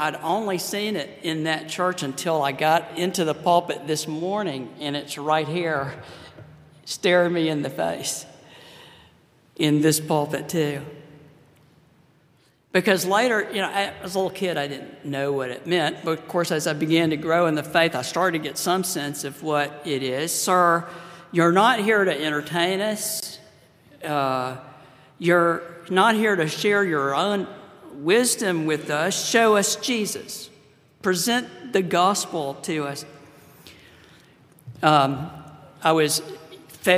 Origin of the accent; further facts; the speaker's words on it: Pensacola, Florida, United States; I grew up in Pensacola, Florida. That's my my hometown, my home state